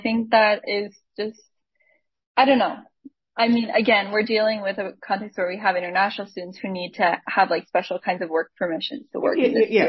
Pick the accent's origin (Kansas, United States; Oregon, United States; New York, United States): New York, United States; Syracuse; I'm from upstate New York, Syracuse area. So I'm not from New York